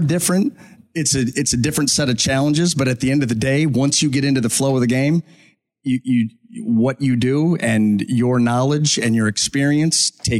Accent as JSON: {"language": "English", "region": "Ohio", "country": "United States", "tie": "born or raised there", "said": "growing up in Ohio"}